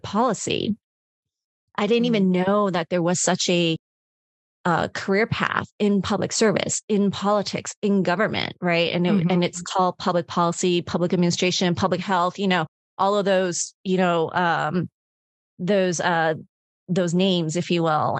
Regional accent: Hawaii, United States; I was born in Hawaii.

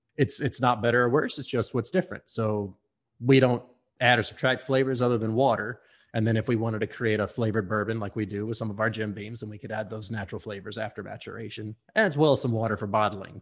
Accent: Houston, Texas, United States; moved away as an adult; also born or lived in Kentucky; my hometown of Houston

